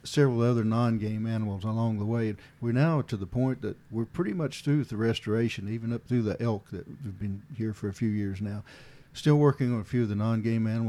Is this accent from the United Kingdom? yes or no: no; Hawkins County, East Tennessee, United States; I grew up in a fairly rural area of East Tennessee in Hawkins County